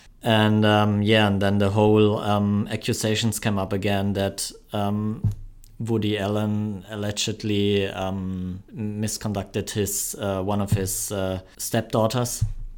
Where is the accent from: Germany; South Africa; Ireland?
Germany; accent: German; My German accent, yeah.